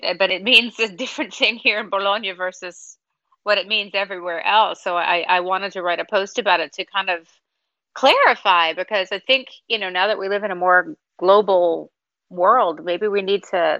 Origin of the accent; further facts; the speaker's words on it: United States; also born or lived in Chicago, United States / New York, United States; I grew up in New York and in Chicago